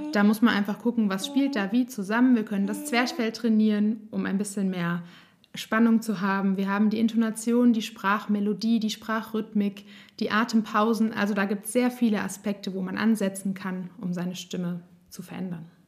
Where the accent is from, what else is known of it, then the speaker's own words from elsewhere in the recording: Nassau, Rhineland-Palatinate, Germany; ich komme aus Nassau, bin 32 Jahre alt